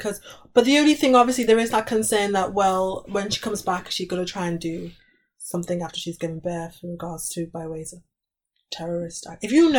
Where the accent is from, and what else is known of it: United Kingdom